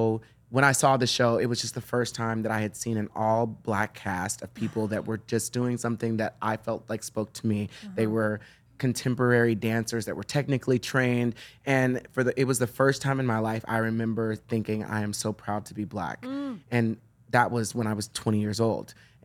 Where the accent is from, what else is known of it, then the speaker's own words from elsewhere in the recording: Lubbock, Texas, United States; moved away; growing up in Texas, I had a very difficult time with my blackness because I was in a dance studio and in a school where there were hardly any black people.